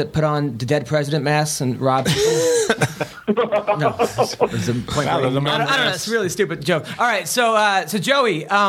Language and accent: English; Philippines; Oh, I'm Filipino.